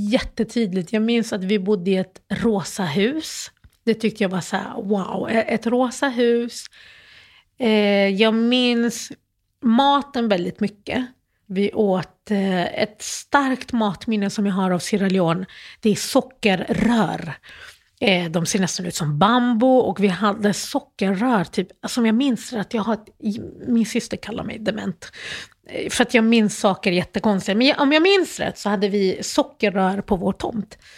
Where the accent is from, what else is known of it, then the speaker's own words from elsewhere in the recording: Malmö, Skåne, Sweden; moved away; Och, så då växte jag upp i Malmö. Och jag flyttade från Malmö för typ 19 år sedan.